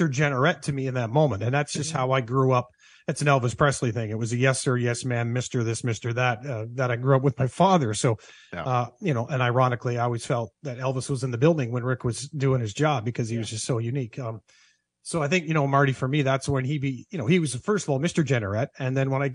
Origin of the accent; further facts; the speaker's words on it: Southern Ontario, Canada; growing up in Southern Ontario